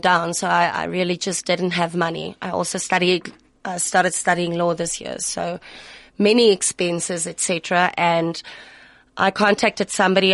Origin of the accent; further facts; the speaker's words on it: Pretoria, Gauteng, South Africa; in Pretoria. And this is my hometown